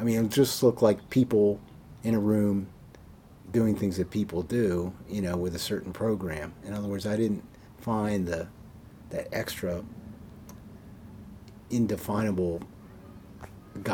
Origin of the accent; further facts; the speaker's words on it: Maryland, United States; I'm born and raised in Maryland